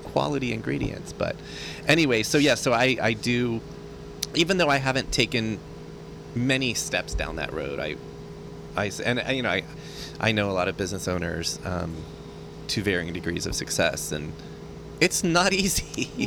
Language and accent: English; Texas, United States; moved away as an adult; now in San Francisco, United States; I am from Texas